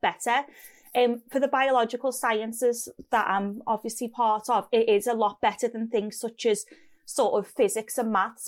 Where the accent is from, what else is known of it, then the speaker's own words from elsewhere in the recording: Liverpool, North West England, United Kingdom; accent: Scouse; moved away as an adult; also born or lived in Oxford; the Scouse accent